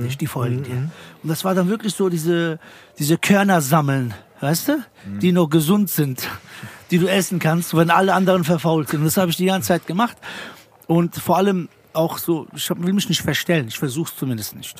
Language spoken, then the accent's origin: German; Frankfurt, Hesse, Germany; ich komme aus Frankfurt, wir haben keinen Schreibtisch